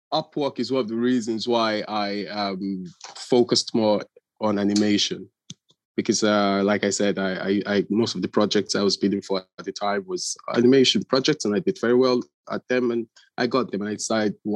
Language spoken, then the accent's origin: English; Nigeria; moved away; I'm originally Nigerian